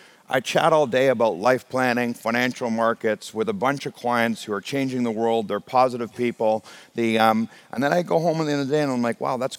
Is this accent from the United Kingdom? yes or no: yes; Scotland, United Kingdom; now in Canada; I took my first commercial airline flight when I came from Scotland to Canada.